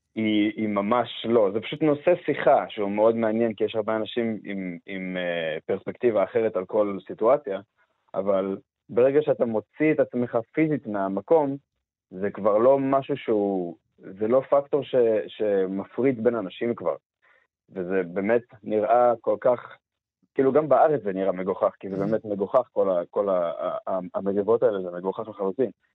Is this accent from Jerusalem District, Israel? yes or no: no; Beersheba, Southern District, Israel; moved away; אני מבאר שבע במקור